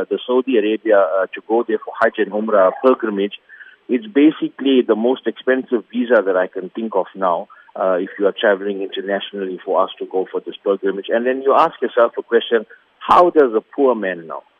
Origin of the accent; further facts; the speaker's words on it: South Africa; as South African Muslims